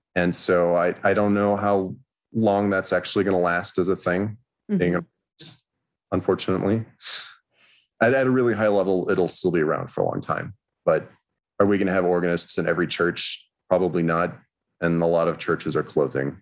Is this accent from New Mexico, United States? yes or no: yes; Los Alamos, New Mexico, United States; I grew up in Los Alamos, New Mexico, which is a wonderfully strange little town